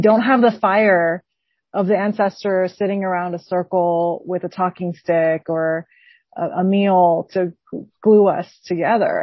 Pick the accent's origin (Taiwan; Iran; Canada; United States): Taiwan; I'm from Taiwan